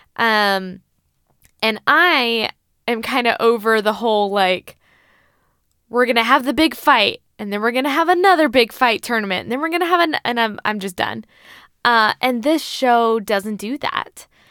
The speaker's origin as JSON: {"language": "English", "country": "United States", "said": "as an American, as a Western individual"}